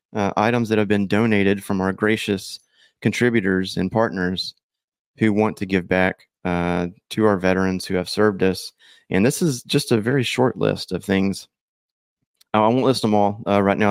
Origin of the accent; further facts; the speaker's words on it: Texas, United States; I'm a Texan through and through